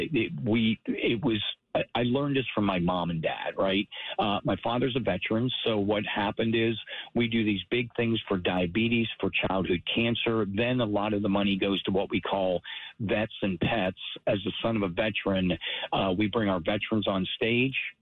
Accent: Pittsburgh, Pennsylvania, United States; As I grew up in Pittsburgh, right down, I was a Yinzer

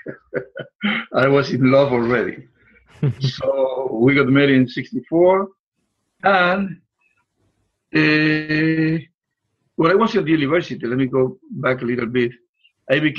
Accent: Puerto Rico; moved away as an adult; now in Florida, United States; I was born in Puerto Rico a little island in the Caribbean.

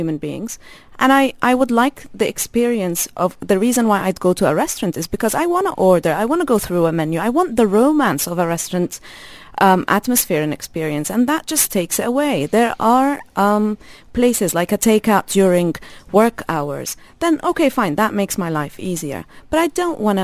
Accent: Jordan; now in UAE; I'm Palestinian. I grew up in Jordan

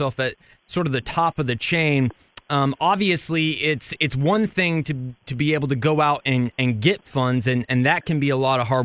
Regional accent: Richardson, Texas, United States; also born or lived in Fort Worth; I grew up in Richardson, and then I went to college in Fort Worth

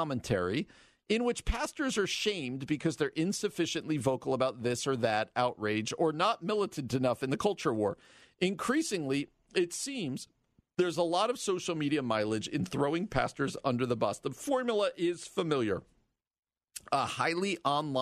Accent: New Jersey, United States; now in Chicago area, United States; where I grew up in New Jersey

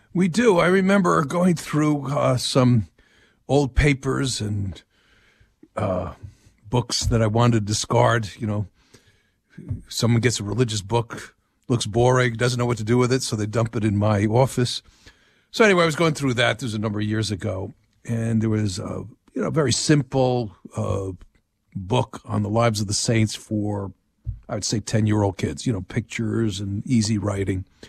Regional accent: New Jersey, United States; moved away; I'm from New Jersey

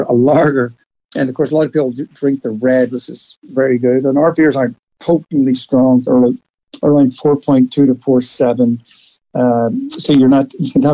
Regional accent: Belfast, Northern Ireland, United Kingdom; now in Portland, Oregon, United States; I grew up in Belfast

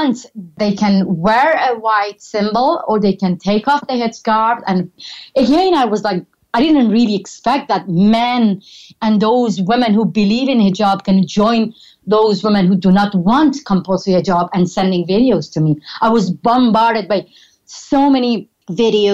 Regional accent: Iran; moved away as an adult; toward my hometown

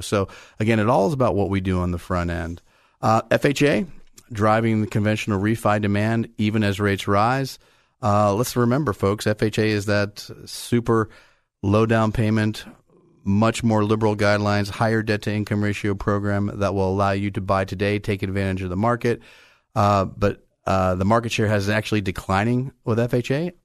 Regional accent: Bay Area, California, United States; I grew up in the Bay Area.

